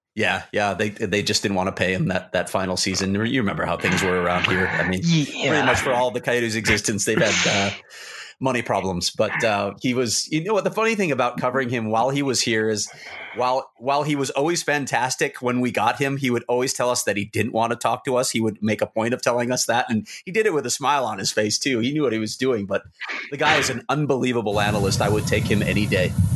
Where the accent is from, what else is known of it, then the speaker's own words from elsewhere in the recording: Chicago, Illinois, United States; I grew up in Chicago